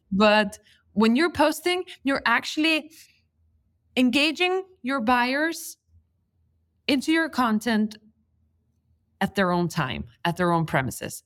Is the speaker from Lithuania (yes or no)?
yes; Lithuania; moved away; I come from Lithuania where it's socially not approved not to go to university.